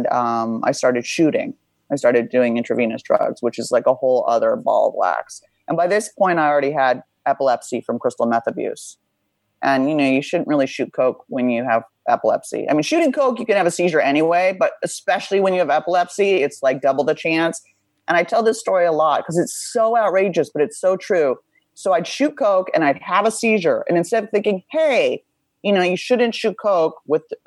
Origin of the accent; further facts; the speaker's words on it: Beverly Hills, California, United States; I grew up pretty wealthy in Beverly Hills